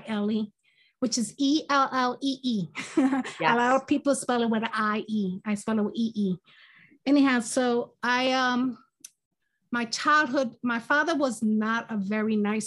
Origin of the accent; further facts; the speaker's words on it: Philadelphia, Pennsylvania, United States; also born or lived in Brooklyn, New York; I was born in Brooklyn, New York. And my family decided to move to Philadelphia. I think I was around four or five years old. I can't remember exactly. So I was raised in Philadelphia